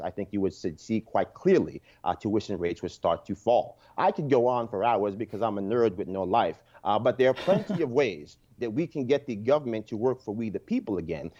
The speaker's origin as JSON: {"language": "English", "town": "Yonkers", "region": "New York", "country": "United States", "tie": "born or raised there", "said": "I'm a lifelong New Yorker, born and raised in Yonkers, New York"}